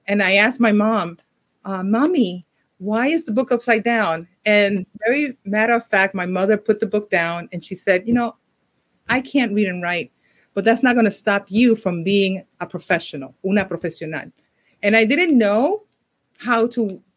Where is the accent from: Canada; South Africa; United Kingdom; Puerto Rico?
Puerto Rico; moved away; also born or lived in New York City; I grew up partially, I was born in New York City, but I grew up in Puerto Rico